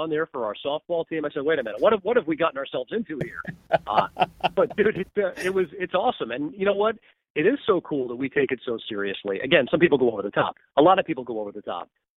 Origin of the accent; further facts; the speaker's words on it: Long Island, New York, United States; I grew up on Long Island, so Buffalo's not around the corner